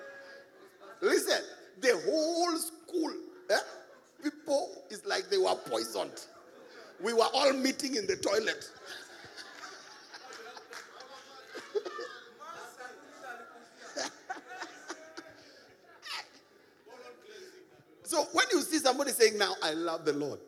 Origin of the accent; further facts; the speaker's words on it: Nairobi, Kenya; I came from Eastlands. Yeah, came from Eastlands